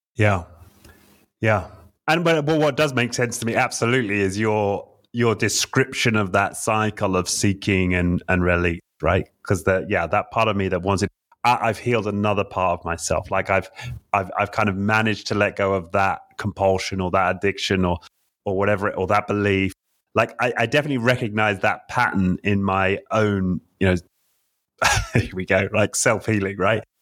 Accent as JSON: {"language": "English", "region": "England", "country": "United Kingdom", "said": "I'm an English man"}